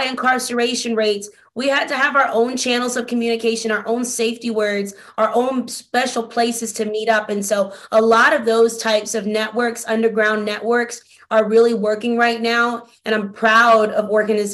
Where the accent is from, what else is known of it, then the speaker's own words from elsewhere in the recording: Albany, Georgia, United States; now in Atlanta, United States; I was born in a small town called Albany, Georgia in the early 90s